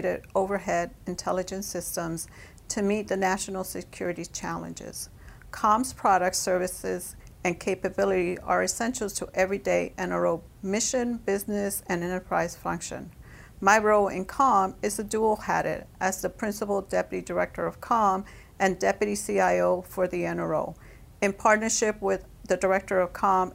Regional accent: New York, United States; also born or lived in Puerto Rico; I was born in Puerto Rico, moved to New York at the age of 5. Growing up in New York

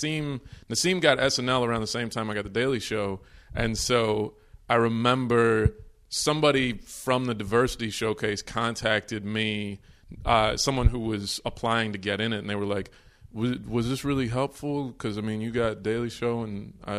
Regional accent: Texas, United States; also born or lived in New York; I was born in New York, but I grew up in Texas

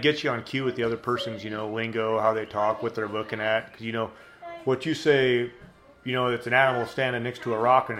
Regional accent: Nebraska, United States; moved away; I grew up in Nebraska

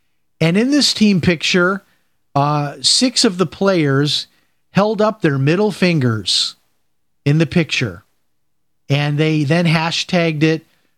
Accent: Chicago, Illinois, United States; as we used to call it growing up in Chicago.

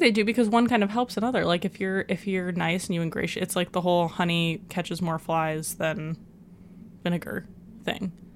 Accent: United States; as an American

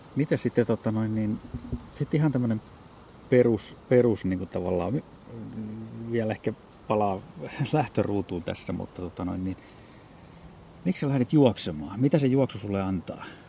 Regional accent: Espoo, Uusimaa, Finland; kotona täällä Espoossa

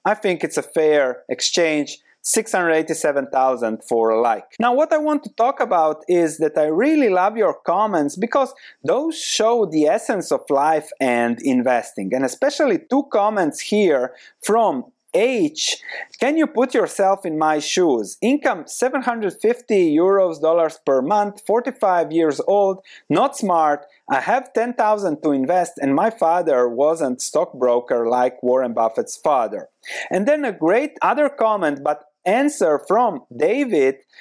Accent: Croatia; moved away as an adult; also born or lived in London; now in Netherlands; I come from Croatia

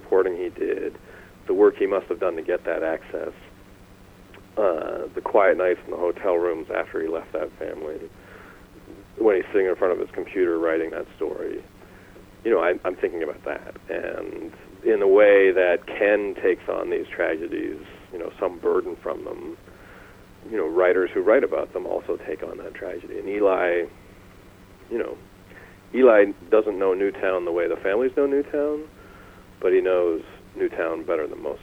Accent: Canada; I'm Canadian

